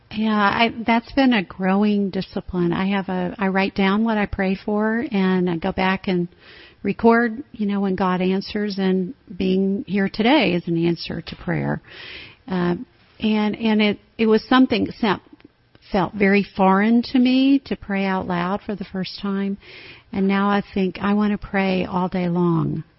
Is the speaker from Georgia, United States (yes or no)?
no; Tennessee, United States; moved away as an adult; also born or lived in Alabama / Minneapolis; now in Austin, United States; I grew up in Tennessee